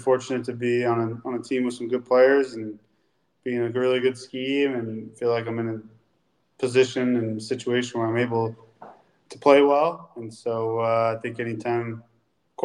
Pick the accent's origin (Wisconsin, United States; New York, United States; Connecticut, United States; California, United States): California, United States; Folsom; moved away as an adult; also born or lived in Washington / Minnesota / Cincinnati; I grew up in Folsom